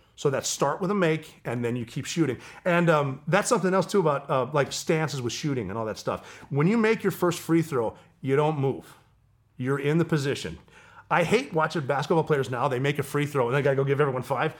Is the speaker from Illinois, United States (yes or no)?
no; Montana, United States; moved away as an adult; I'm from Montana